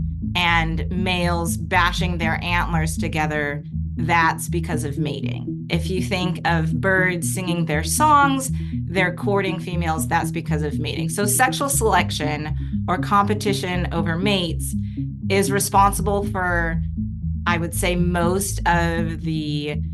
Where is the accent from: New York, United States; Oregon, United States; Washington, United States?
Washington, United States; Eastern; I grew up in Eastern Washington, and we had a bunch of maple trees in our backyard